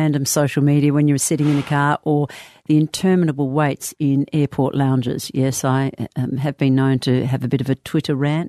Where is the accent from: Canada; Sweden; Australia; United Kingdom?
Australia; Adelaide, South Australia; now in Perth, Australia; Yes, how since 1983. I came from Adelaide in 1983.